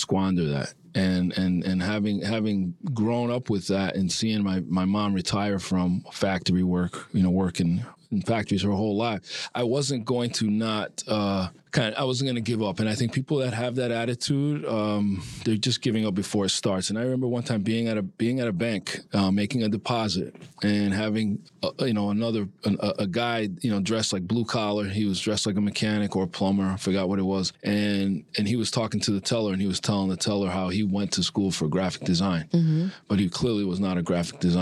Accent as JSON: {"language": "English", "town": "Providence", "region": "Rhode Island", "country": "United States", "tie": "born or raised there", "also_born_or_lived": "New York City / Bridgeport", "moved": "as an adult", "said": "I grew up in Providence."}